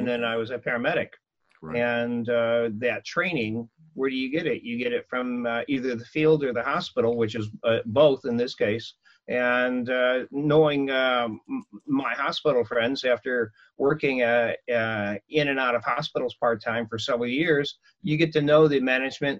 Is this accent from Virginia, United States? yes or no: no; Illinois, United States; moved away as an adult; now in Anaheim, United States; Illinois, a farm town